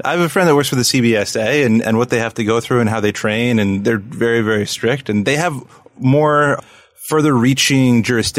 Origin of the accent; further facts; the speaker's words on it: Canada; I'm telling you, I'm Canadian.